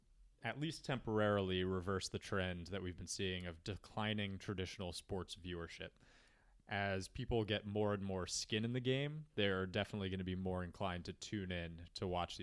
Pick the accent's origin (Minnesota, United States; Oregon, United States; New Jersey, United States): New Jersey, United States; my home state, New Jersey.